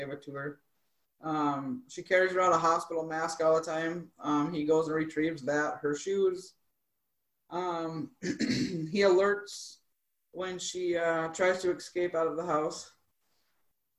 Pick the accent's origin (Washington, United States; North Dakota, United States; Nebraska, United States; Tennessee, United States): North Dakota, United States; Grand Forks; moved away as an adult; also born or lived in Piedras Negras, Mexico / Texas; now in Jamestown, United States; I'm from Grand Forks